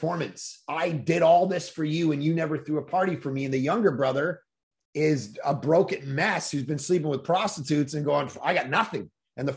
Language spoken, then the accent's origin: English; Toronto, Ontario, Canada; now in West Coast, Canada; I grew up in Toronto